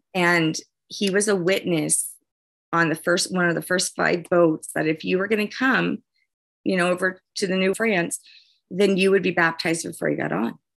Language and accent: English; New Orleans, Louisiana, United States; moved away; I'm from New Orleans originally